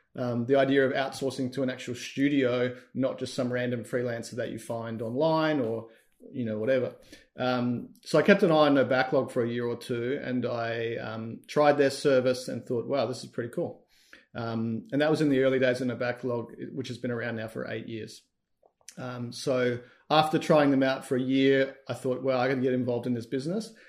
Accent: Australia; We're both Australian.

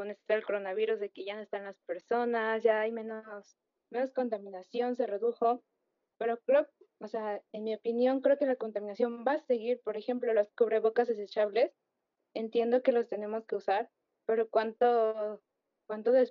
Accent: Mexico City, Mexico; soy de la Ciudad de México igual.

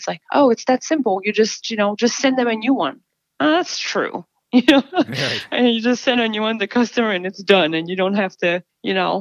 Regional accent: Quebec, Canada; now in United States; I'm from Quebec

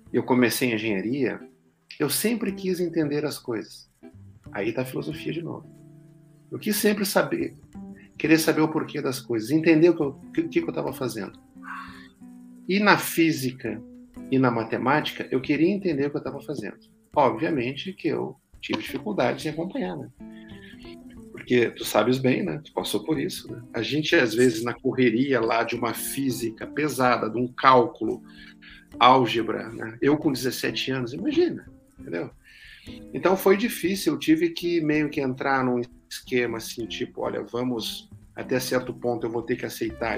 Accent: Rio Grande, Rio Grande do Sul, Brazil; moved away as an adult; also born or lived in Santa Maria / São Paulo; lá na minha cidade natal, em Rio Grande, no Rio Grande do Sul

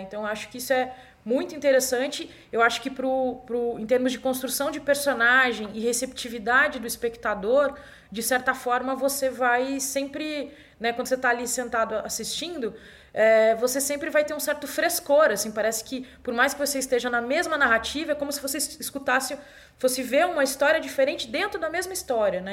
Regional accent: Brazil; para nós aqui que somos brasileiros e brasileiras

